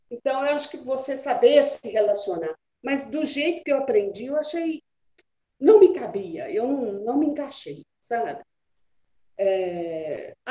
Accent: Minas Gerais, Brazil; É, eu sou bem mineira, né? E adoro é Apaixonada é por Minas.

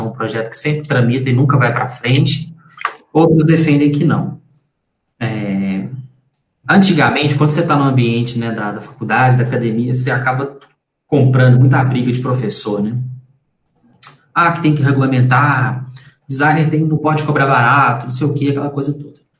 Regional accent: Belo Horizonte, Minas Gerais, Brazil; Eu nasci em Belo Horizonte, nasci no, no Hospital Dom Bosco, que fica em Venda Nova, zona norte de, de, de Belo Horizonte

